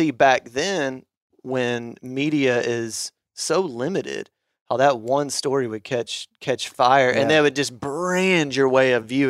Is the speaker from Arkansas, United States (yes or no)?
yes; Arkansas, United States; I used to get so annoyed when I would meet people from big cities and, you know, found out I was from Arkansas.